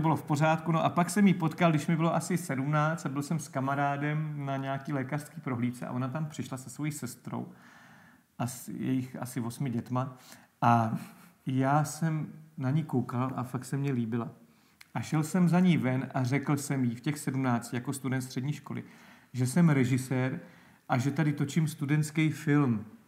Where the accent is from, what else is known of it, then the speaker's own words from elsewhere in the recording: Náchod, Hradec Králové Region, Czechia; pak jsem vlastně šel na tuhle evangelickou akademii u nás v Náchodě